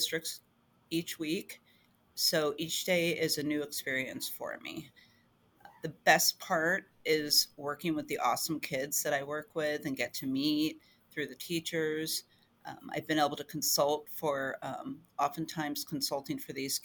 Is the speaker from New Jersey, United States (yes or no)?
yes; New Jersey, United States; moved away as an adult; now in Pennsylvania, United States; So I grew up in New Jersey. I'm originally a Jersey girl